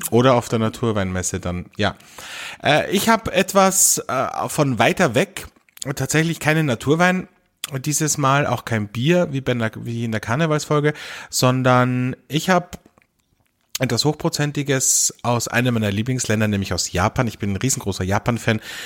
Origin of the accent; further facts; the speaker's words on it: Austria; bei uns in Österreich